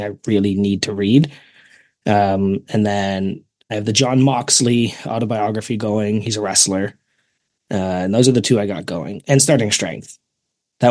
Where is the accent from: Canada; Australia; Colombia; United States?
Canada; accent: Canadian; My Canadian accent